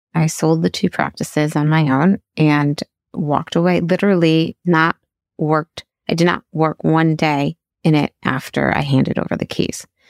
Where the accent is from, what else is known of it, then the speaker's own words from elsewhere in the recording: Chicago, Illinois, United States; moved away; I decided to go into pediatric residency and was accepted back at my hometown in Chicago